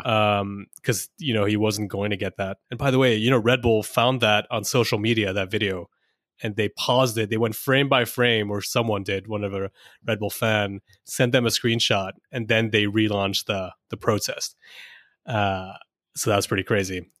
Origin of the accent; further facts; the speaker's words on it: India; I'm Indian